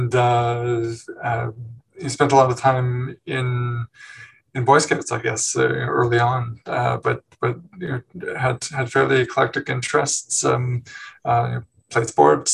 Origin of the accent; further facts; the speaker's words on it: Newmarket, Ontario, Canada; moved away as an adult; also born or lived in Montreal / Hamilton; I was born in Montreal, but I grew up in a town called Newmarket, just north of Toronto